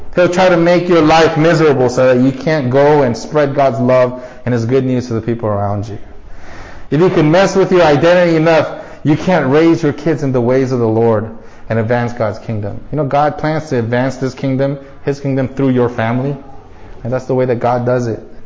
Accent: United States; growing up as Asian American in a predominantly white neighborhood in America

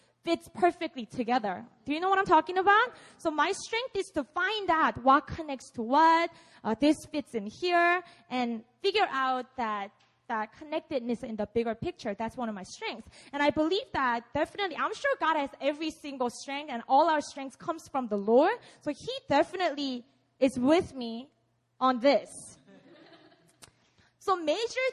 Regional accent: Busan, South Korea; English is a second language; I grew up in Busan. I was born and raised here. So please excuse my English

